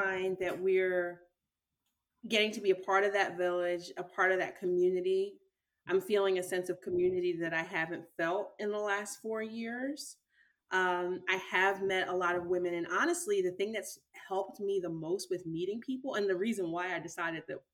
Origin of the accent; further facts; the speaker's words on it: Philadelphia, Pennsylvania, United States; moved away as an adult; also born or lived in Phoenix; I come from Philly.